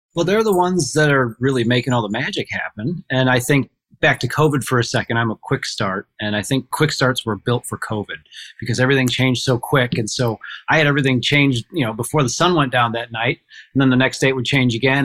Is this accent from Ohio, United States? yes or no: yes; Port Clinton, Ohio, United States; I'm from Port Clinton, Ohio, and I operate our family's grocery and hardware stores